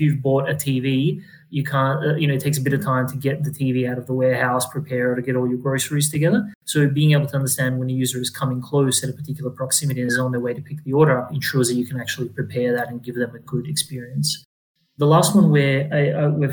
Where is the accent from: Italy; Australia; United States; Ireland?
Australia; Adelaide, South Australia; moved away; also born or lived in Europe; I grew up in Adelaide